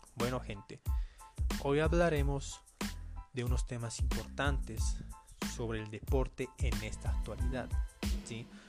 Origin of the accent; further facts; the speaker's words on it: Bolivia; yo soy acá de Bolivia